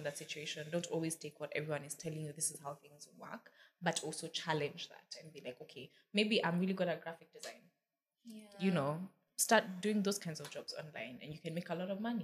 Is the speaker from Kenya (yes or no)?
yes; Kenya; moved away as an adult; also born or lived in United States; now in Nairobi, Kenya; I'm going to come back to Kenya